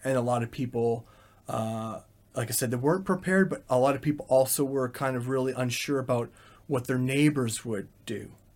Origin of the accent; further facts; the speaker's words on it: Calgary, Alberta, Canada; first language English; moved away as an adult; now in Ukraine; my hometown of Calgary